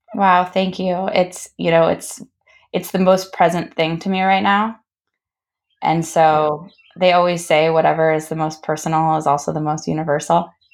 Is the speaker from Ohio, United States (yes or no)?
no; San Diego, California, United States; I grew up in San Diego